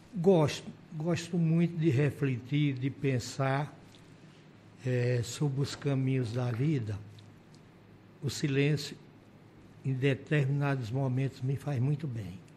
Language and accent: Portuguese; São José do Egito, Pernambuco, Brazil; moved away as an adult; now in Roraima, Brazil; fui vereador duas vezes em São José do Egito, minha cidade natal.